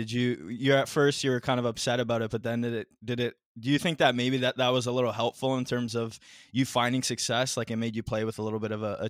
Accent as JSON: {"language": "English", "region": "Ontario", "country": "Canada", "said": "I'm from Canada too, I'm from Ontario, right?"}